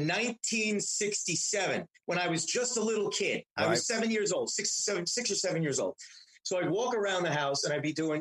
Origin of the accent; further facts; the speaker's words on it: New York City, New York, United States; I grew up in Astoria for a few years